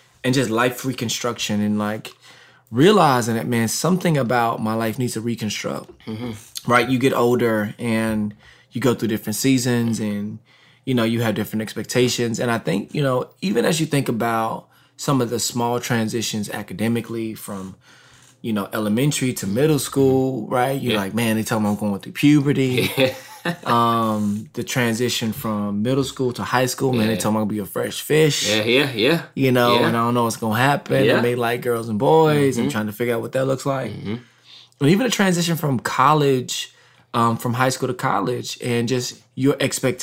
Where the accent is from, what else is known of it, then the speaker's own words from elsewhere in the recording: Texas, United States; I'm from Texas.